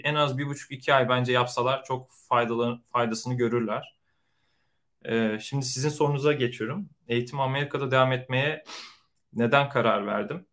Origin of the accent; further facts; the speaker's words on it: Konya, Turkey; moved away as an adult; also born or lived in Istanbul; now in San Francisco Bay Area, United States; doğma büyüme Konyalıyım